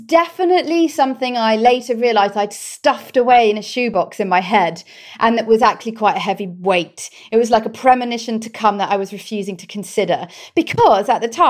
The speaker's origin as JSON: {"language": "English", "area": "Cornwall", "region": "South West England", "country": "United Kingdom", "tie": "born or raised there"}